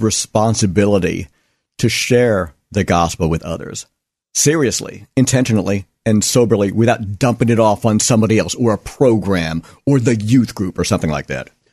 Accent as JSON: {"language": "English", "country": "United States", "said": "as an American"}